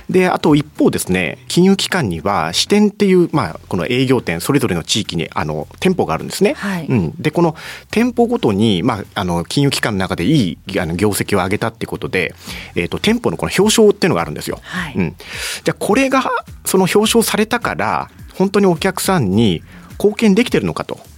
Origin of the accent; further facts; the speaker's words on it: Iwate, Japan; 地元の岩手の人は、